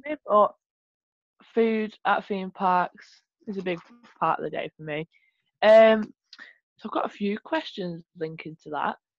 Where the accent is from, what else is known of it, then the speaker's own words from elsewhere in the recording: Manchester, North West England, United Kingdom; I'm from Manchester.